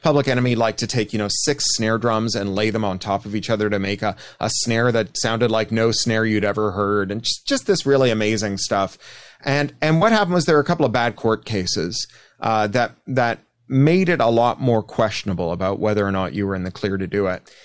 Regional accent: Canada; I am Canadian

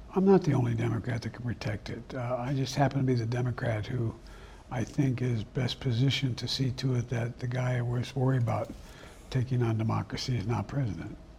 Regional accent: Claymont, Delaware, United States; also born or lived in Scranton, Pennsylvania; a lot of the guys I grew up with in Claremont, Delaware, and Scranton, Pennsylvania

